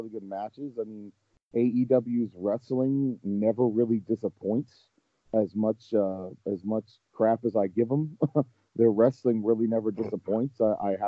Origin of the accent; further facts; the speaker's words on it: Baltimore, Maryland, United States; I'm from Baltimore, Maryland.